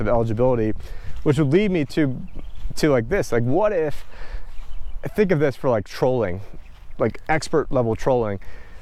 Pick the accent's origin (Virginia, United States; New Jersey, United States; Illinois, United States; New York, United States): New York, United States; moved away; I'm originally from New York